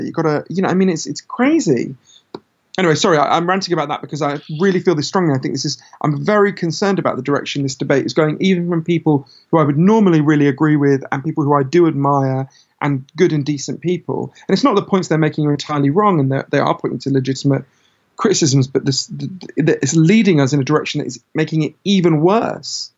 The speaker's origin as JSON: {"language": "English", "country": "United Kingdom", "said": "my home country, Britain"}